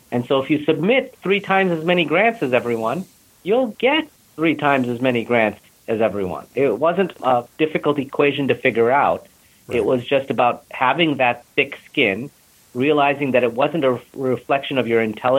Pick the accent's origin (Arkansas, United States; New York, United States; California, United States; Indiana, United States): New York, United States; Buffalo; moved away; also born or lived in India; I was from Buffalo